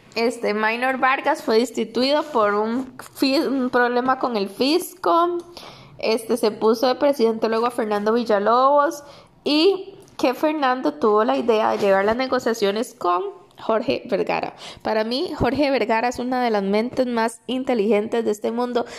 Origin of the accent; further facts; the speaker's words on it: San José, Costa Rica; also born or lived in Tibás; soy de San José